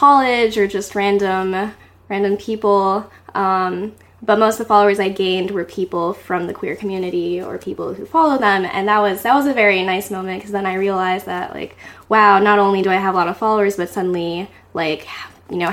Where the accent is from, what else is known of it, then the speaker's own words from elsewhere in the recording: Grand Junction, Colorado, United States; moved away as an adult; now in New York City, United States; my hometown in Colorado. Whoa. Grand Junction, Colorado